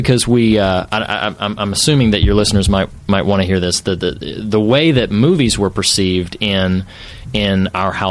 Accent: suburbs of Charlotte, North Carolina, United States; moved away as an adult; now in California, United States; I'm originally from North Carolina. I grew up around the suburbs

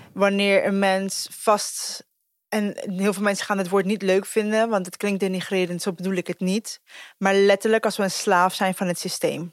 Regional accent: Costa Rica; now in Netherlands; ik ben dus geboren in Costa Rica

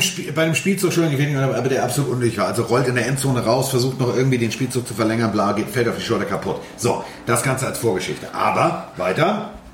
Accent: Hamburg, Germany; Also ich bin Hamburger

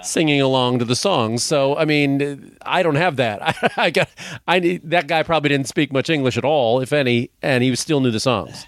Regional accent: Chicago, Illinois, United States; I was from Chicago

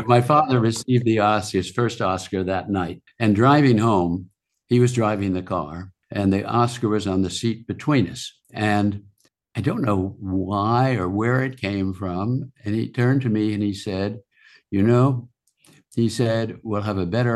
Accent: Los Angeles, California, United States; I was graduating from Harvard School, a prep school in Los Angeles

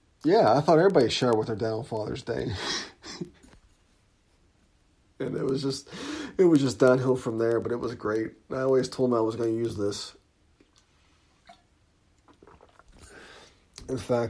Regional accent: Pittsburgh, Pennsylvania, United States; We're both from Lincoln Place and born and raised

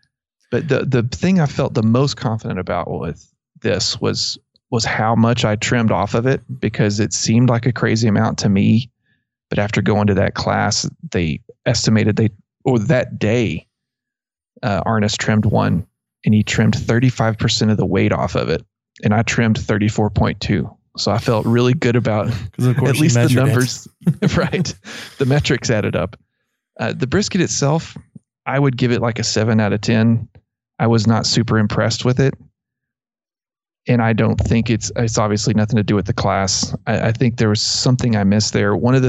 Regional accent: Abilene, Texas, United States; because I grew up in around Abilene, and that was, you know, that's, people use Mesquite a lot.

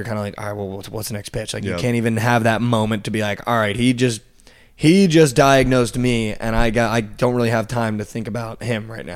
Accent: Northeast, United States; moved away as an adult; also born or lived in Los Angeles; now in Texas, United States; I was lived in the Northeast my whole life.

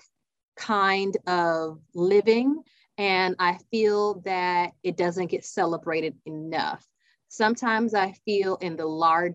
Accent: South Carolina, United States; now in Georgia, United States; I'm from South Carolina

